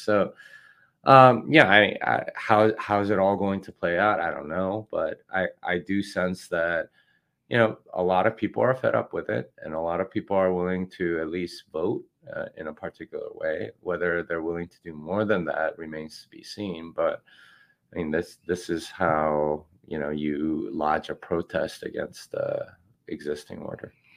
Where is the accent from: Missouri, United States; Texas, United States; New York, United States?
Texas, United States; I'm from Texas